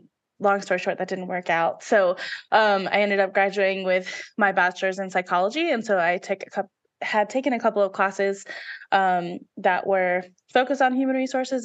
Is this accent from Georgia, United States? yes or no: yes; Georgia, United States; But I absolutely loved growing up in Georgia. It was a great place to live.